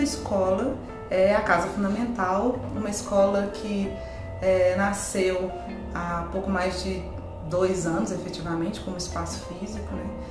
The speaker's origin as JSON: {"language": "Portuguese", "town": "Belo Horizonte", "region": "Minas Gerais", "country": "Brazil", "said": "Nós somos todos mineiros"}